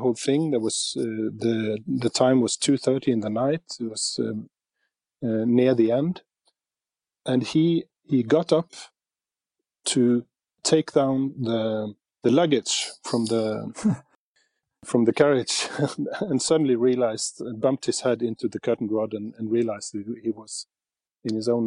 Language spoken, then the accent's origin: English; Bergen, Vestland, Norway; Bergen, my hometown